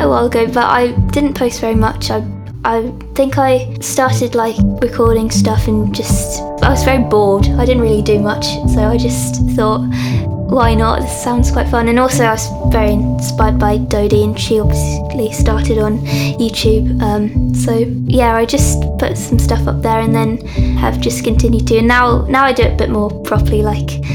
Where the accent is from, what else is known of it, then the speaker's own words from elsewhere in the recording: London, United Kingdom; I grew up in London, still live here, live in the same house I've always grown up in.